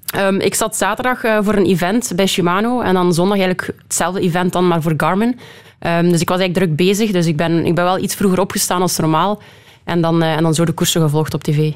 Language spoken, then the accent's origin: Dutch; Belgium; Als Belg